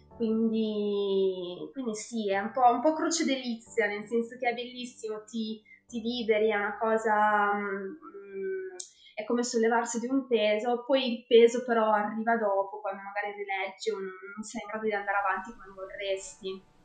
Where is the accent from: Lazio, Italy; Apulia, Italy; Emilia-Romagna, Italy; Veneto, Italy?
Emilia-Romagna, Italy; Medesano; vengo da Parma, in realtà da un paesino in provincia di Parma, eh, si chiama Medesano per l'esattezza